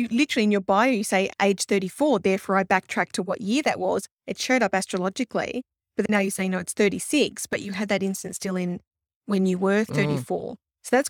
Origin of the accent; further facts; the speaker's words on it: Blacktown, New South Wales, Australia; I know Blacktown. I was born in Blacktown.